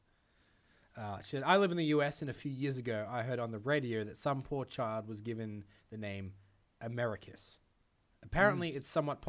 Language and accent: English; Australia; moved away; we're from Australia.